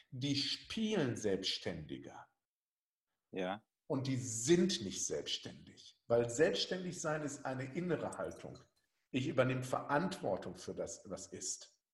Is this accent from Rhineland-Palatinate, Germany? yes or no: no; North Rhine-Westphalia, Germany; Ich komme aus dem Ruhrgebiet. Ich habe auf Aschenplätzen noch Verteidiger gespielt.